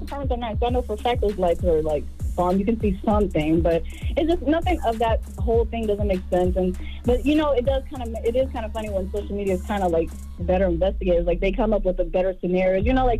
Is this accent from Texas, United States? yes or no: yes; Dallas, Texas, United States; You know, because I'm from Dallas or whatever.